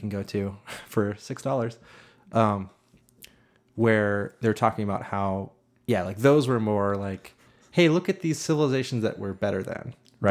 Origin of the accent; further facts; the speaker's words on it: north of Boston, Massachusetts, United States; north of Boston a little bit.